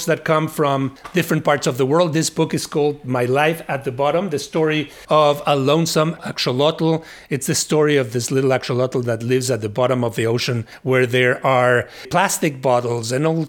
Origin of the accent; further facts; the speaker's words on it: Mexico; English is a second language; now in United States; My English was terrible when I immigrated from Mexico.